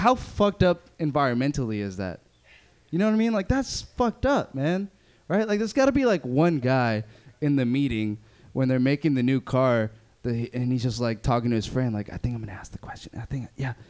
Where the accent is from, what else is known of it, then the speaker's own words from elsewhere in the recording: Berkeley, California, United States; I grew up in Berkeley